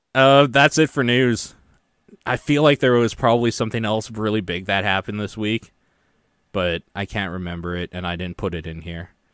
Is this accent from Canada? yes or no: yes; Canada; being Canadian